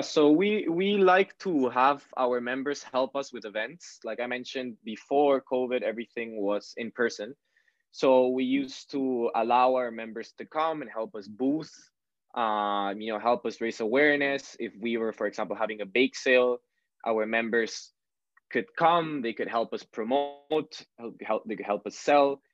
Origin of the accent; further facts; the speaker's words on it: Peru; now in Canada; I grew up in in Peru, which is in South America